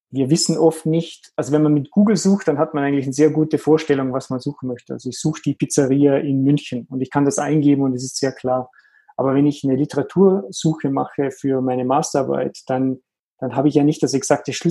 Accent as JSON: {"language": "German", "region": "Vorarlberg", "country": "Austria", "said": "Ursprünglich bin ich aus Österreich in der Nähe vom Bodensee und Aviras Headquarter ist am Bodensee."}